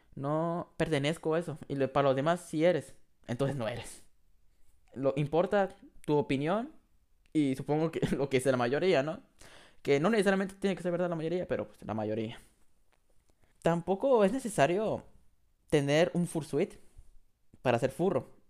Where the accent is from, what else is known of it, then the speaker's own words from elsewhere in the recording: Mexico; yo en México, que soy de ahí